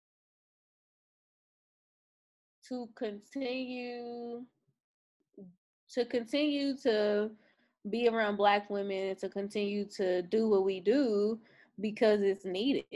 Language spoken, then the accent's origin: English; Louisville, Kentucky, United States; moved away; Louisville, Kentucky. That's where I'm my hometown, that's where I'm from.